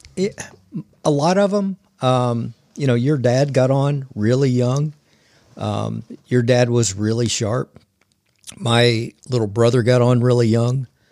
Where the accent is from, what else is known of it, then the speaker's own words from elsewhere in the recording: Oklahoma, United States; I grew up here in Oklahoma. I've been here my whole entire life